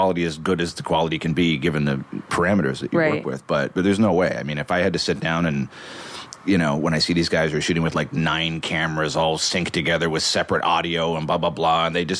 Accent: Toronto, Ontario, Canada

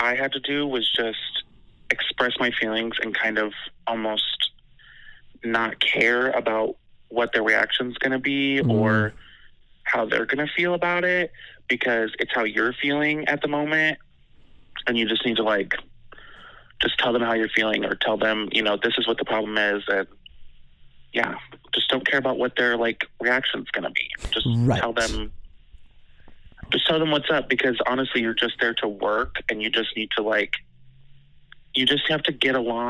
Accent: Iowa, United States; I'm from Iowa.

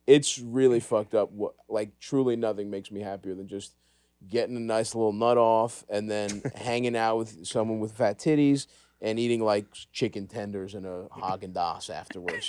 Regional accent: Baltimore, Maryland, United States; I grew up in Greektown

